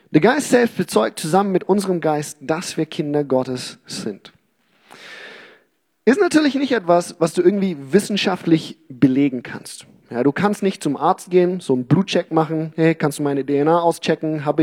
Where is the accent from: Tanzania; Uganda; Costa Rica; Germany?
Uganda; Okay, wir hatten in unserem Garten in Uganda, wo ich aufgewachsen bin, wir hatten da viele Fruchtbäume, Obstbäume auch, ähm, Mangos, Avocados, Zitronen und was weiß ich.